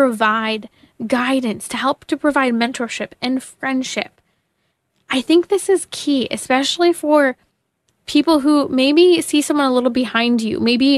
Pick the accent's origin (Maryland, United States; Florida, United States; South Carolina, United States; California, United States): California, United States; my home state, California